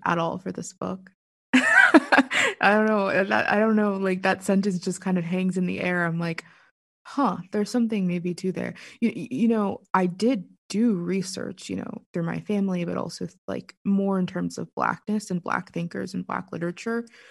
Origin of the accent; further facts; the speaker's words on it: Pittsburgh, Pennsylvania, United States; I'm from Pittsburgh. Born and for the most part raised